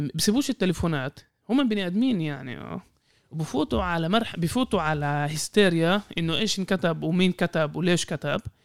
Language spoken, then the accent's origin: Arabic; Israel; كفلسطينيين في الداخل